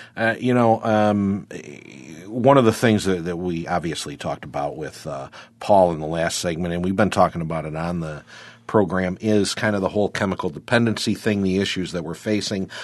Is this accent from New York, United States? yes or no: yes; Wyoming County, New York, United States; my neck of the woods, uh, where I grew up out in Wyoming County